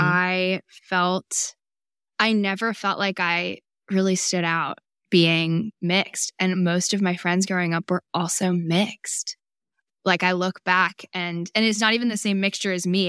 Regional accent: Bay Area, California, United States; also born or lived in Brooklyn, New York; I was actually born in New York, but I grew up in the Bay Area in California.

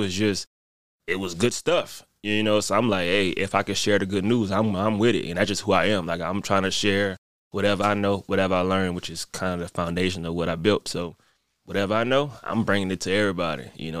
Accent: New Orleans, Louisiana, United States; Because I'm originally from New Orleans. My dad was in the military, so I went to go live with him. I went to four high schools in 4 years, right?

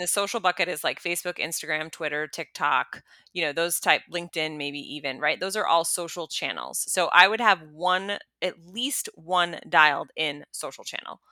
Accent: United States; me as an American woman

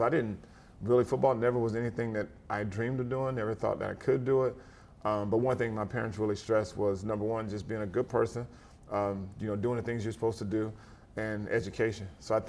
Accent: Germany; It was funny, growing up in Germany, football really wasn't a big deal.

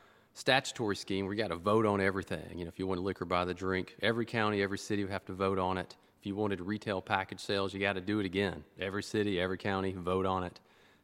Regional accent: near Lynchburg, Tennessee, United States; I grew up near Lynchburg

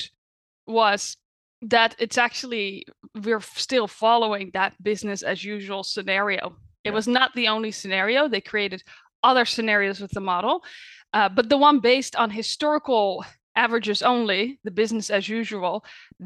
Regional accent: Netherlands; moved away as an adult; now in United States; I was born in the Netherlands, but I've been living in the US for the past 9 years

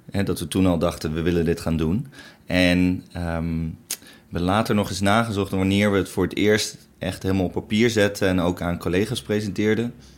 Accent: Netherlands; als Nederlanders

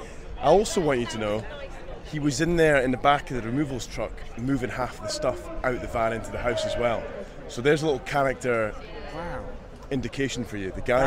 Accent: Scotland, United Kingdom; I'm the Scottish guy that moved him down from Scotland to Bournemouth.

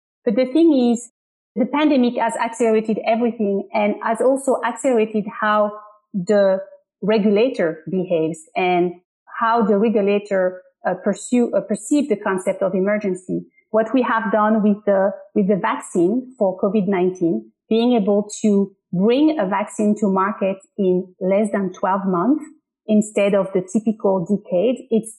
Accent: Paris, Île-de-France, France; English is a second language; now in United States; I'm from Paris in France.

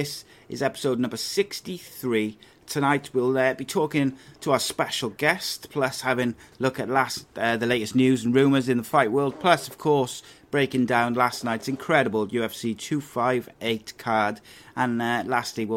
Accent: Cardiff, Wales, United Kingdom; when I was growing up in Cardiff

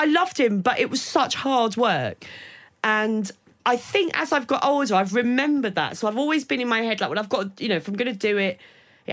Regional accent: Maidstone, South East England, United Kingdom; also born or lived in Sidcup; I was born in Sidcup, so I sort of started that in, but then moved to, Maidstone

